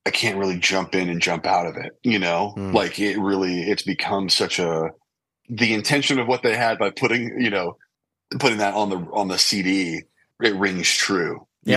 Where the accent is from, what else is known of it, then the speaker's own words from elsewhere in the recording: Lancaster, California, United States; growing up in Lancaster, California, in the desert